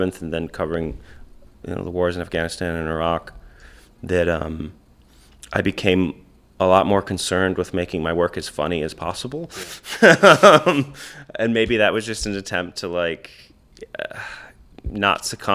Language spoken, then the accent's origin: English; Escanaba, Michigan, United States; watching Jeff Daniels make this movie of my hometown